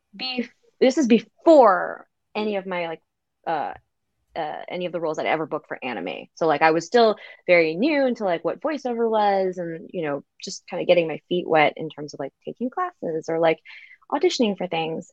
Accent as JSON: {"language": "English", "country": "United States", "said": "I, as an American"}